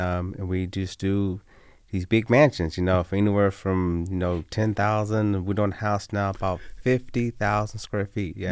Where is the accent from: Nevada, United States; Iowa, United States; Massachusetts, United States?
Nevada, United States; Las Vegas; I'm born and raised in Las Vegas